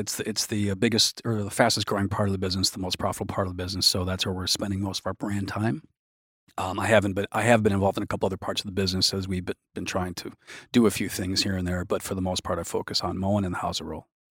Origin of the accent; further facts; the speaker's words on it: Milwaukee, Wisconsin, United States; I grew up in Milwaukee